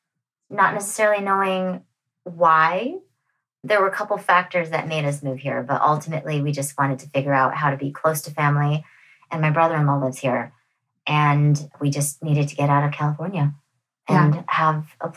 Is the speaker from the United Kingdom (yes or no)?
no; Calgary, Alberta, Canada; also born or lived in Toronto / Los Angeles; now in Nashville, United States; I'm originally from Calgary, Alberta